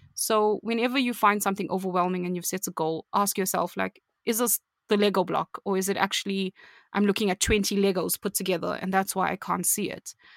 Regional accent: South Africa; I'm from South Africa.

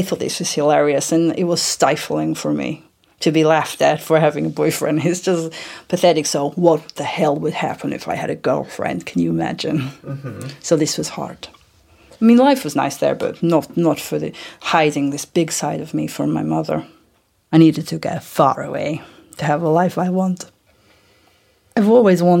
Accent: Vladivostok, Primorsky Krai, Russia; moved away; I live most of my life in Vladivostok in Russia

